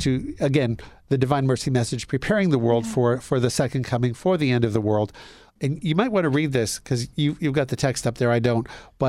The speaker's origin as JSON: {"language": "English", "country": "Canada", "tie": "born or raised there", "said": "I grew up in Canada."}